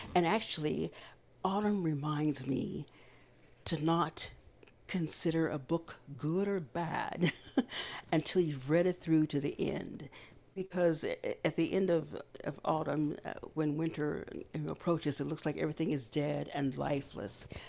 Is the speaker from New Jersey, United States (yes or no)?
no; Kansas, United States; as a little brown girl growing up in Kansas